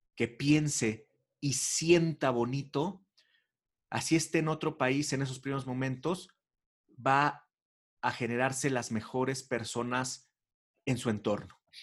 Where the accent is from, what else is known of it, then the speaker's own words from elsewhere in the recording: Mexico; siendo mexicano